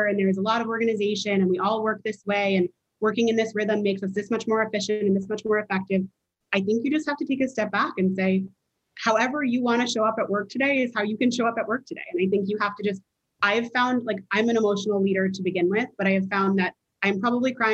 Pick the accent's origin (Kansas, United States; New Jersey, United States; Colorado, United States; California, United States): New Jersey, United States; Princeton; I grew up in Princeton, New Jersey